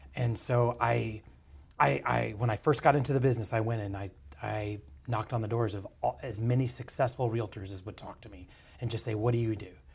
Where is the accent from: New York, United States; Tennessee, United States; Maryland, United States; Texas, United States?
Texas, United States; Dallas; I was basically born and bred in East Dallas and then Lake Highlands.